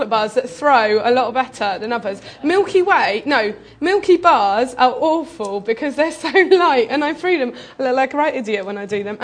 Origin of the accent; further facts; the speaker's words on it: Bristol, South West England, United Kingdom; moved away as an adult; now in Kent, United Kingdom; I'm originally from Bristol. I came to Kent to study.